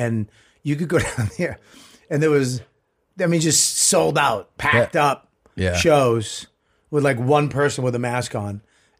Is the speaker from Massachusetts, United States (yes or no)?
yes; Boston, Massachusetts, United States; also born or lived in South Medford; I never shot one in my hometown.